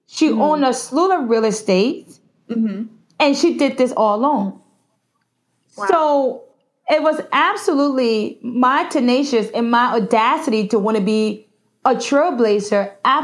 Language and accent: English; Newark, New Jersey, United States; Growing up in New Jersey, especially in Newark, I had 10,000 mothers.